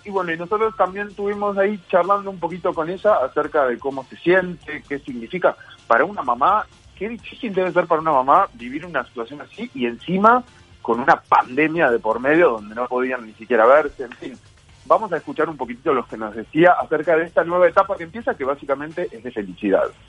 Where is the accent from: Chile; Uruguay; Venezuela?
Uruguay; Nosotros como uruguayos decimos amo